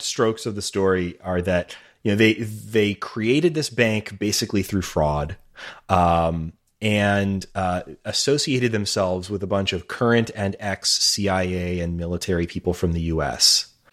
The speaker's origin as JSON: {"language": "English", "country": "United States", "said": "as an American"}